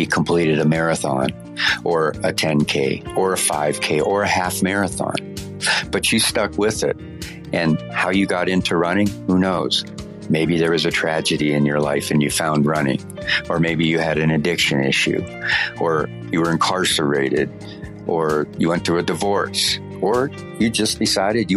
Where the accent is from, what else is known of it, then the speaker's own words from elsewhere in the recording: Erie, Pennsylvania, United States; now in Denver, United States; my hometown of Erie, Pennsylvania, in Harbor Creek, a suburb